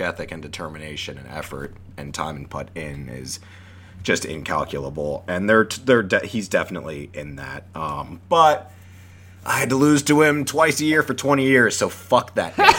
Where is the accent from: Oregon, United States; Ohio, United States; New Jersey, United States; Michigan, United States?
New Jersey, United States; I grew up in Jersey.